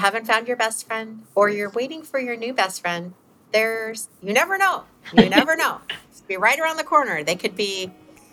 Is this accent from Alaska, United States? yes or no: yes; Alaska, United States; we grew up in Alaska